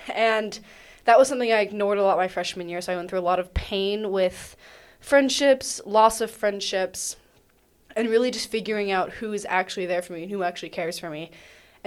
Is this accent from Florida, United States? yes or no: no; Athens, Georgia, United States; I grew up in Athens, half a mile from UGA